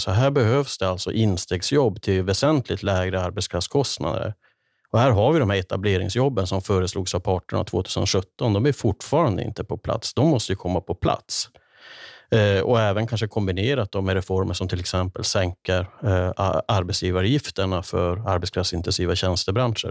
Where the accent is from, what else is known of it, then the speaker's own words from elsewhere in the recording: Kiruna, Norrbotten County, Sweden; Jag brukar referera tillbaka till min uppväxt i Kiruna, i, i arbetarklassens Kiruna